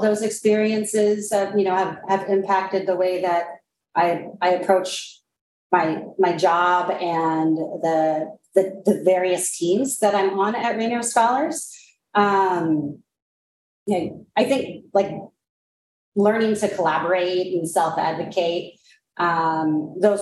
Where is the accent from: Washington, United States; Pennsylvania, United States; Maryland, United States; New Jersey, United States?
Washington, United States; Snohomish; moved away as an adult; I grew up in Snohomish, Washington